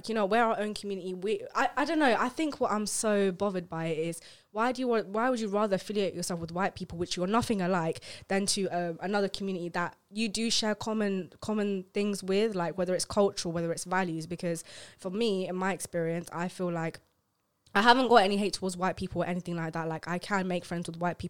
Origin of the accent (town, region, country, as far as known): India